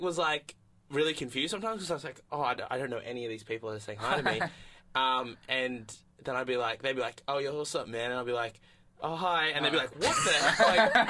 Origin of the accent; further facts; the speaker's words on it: Australia; being an Australian comedian